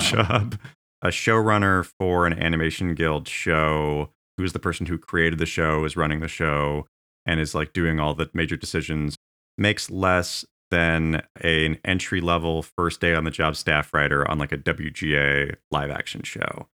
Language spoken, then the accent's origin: English; Tulalip Reservation, Washington, United States; I grew up in the Tlaloc Reservation